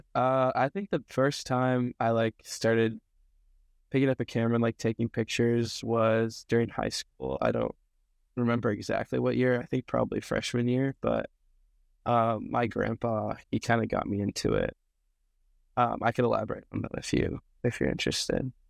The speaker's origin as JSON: {"language": "English", "town": "Snoqualmie", "region": "Washington", "country": "United States", "tie": "born or raised there", "moved": "as an adult", "lives_now": "Portland, United States", "said": "I'm from Snoqualmie, Washington, so, like, Snoqualmie Falls area."}